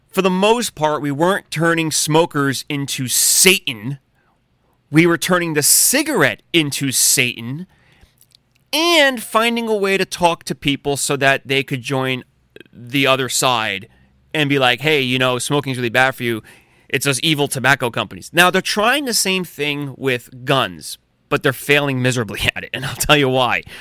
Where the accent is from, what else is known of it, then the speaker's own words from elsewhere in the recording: United States; as American patriots who have guns